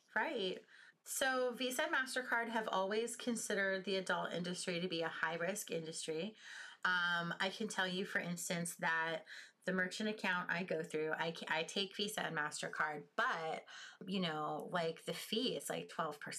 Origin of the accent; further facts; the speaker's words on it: United States; I'm from the United States.